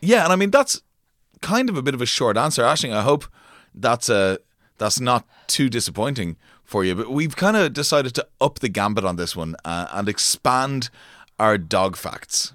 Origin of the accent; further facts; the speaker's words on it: France; growing up in France